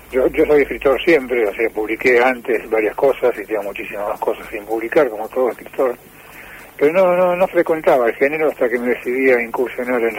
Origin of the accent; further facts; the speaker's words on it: Buenos Aires, Argentina; now in Córdoba, Argentina; Yo soy porteño. Vivo en Córdoba desde hace un montón de años, pero soy porteño